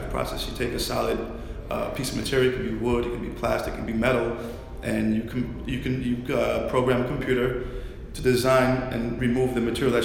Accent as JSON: {"language": "English", "town": "New York City", "region": "New York", "country": "United States", "said": "Bed-Stuy, Brooklyn"}